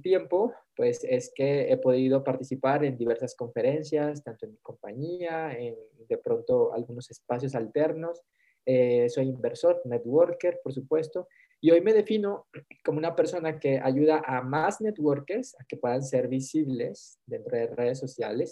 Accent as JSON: {"language": "Spanish", "country": "Mexico", "said": "hoy soy mexicano"}